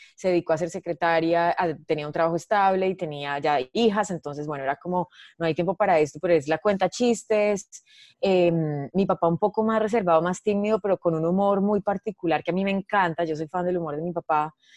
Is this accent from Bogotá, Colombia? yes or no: no; Medellín, Antioquia, Colombia; nací en Medellín en diciembre del 86